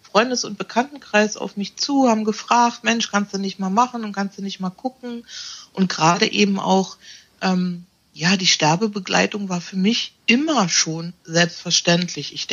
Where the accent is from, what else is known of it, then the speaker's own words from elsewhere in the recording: Berlin, Germany; Ich bin 54. Ich komme aus Berlin, habe da eine mobile Praxis